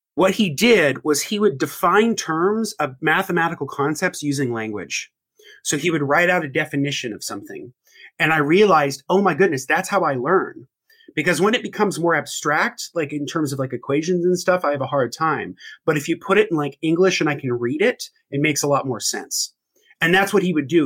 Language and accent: English; Indiana, United States; born and raised in Indiana, is in the Midwest